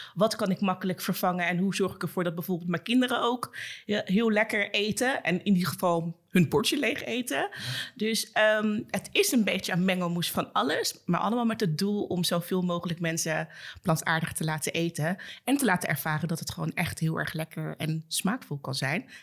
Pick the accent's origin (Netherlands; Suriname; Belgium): Suriname; zelfs als Surinaamse